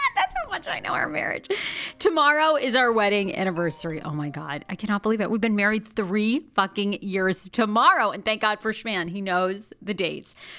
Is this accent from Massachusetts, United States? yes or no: no; Rangeley, Maine, United States; now in Los Angeles, United States; I grew up in Maine. Born and raised, I was born in this tiny town called Rangeley, Maine, in northern, um, northern Maine.